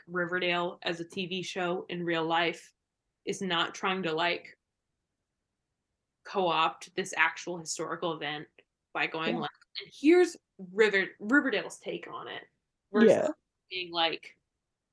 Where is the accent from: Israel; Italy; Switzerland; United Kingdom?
United Kingdom; moved away; I grew up in the United Kingdom